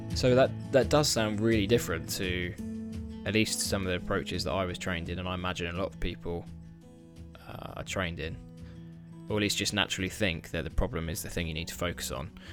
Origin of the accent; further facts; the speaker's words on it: United Kingdom; I'm a boring Brit